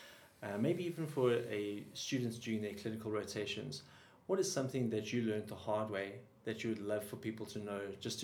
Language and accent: English; South Africa; I'm a South African, not a South Afrikaans